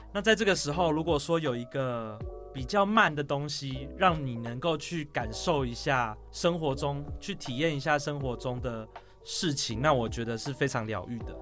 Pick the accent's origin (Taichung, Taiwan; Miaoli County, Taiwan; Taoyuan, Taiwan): Taoyuan, Taiwan; moved away as an adult; also born or lived in Zhushan, Nantou; 因为我是桃园人，所以我就搬到自己 下乡，就是到南投那边去学习租公益